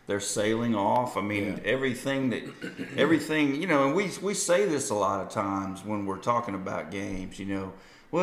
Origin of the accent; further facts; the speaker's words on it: Michigan, United States; moved away; I grew up, as Colby mentioned, born and raised in Michigan